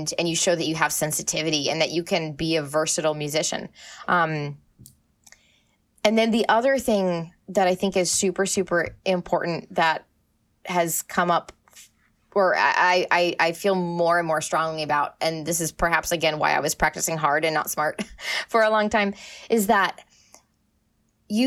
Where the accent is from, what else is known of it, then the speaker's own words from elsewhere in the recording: Maine, United States; moved away; I'm from Maine. I love Maine. Maine is awesome. Like, it's a beautiful place. I grew up and I was very, very lucky to grow up right on the ocean